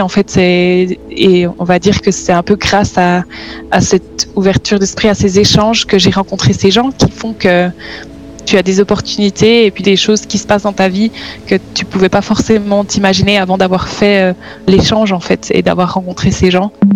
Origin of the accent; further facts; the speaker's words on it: Switzerland; also born or lived in Netherlands; je suis suisse